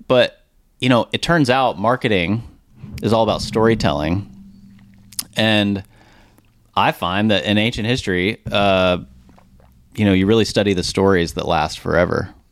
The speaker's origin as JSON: {"language": "English", "town": "Richardson", "region": "Texas", "country": "United States", "tie": "born or raised there", "said": "I grew up here in Dallas, Texas, product of Richardson"}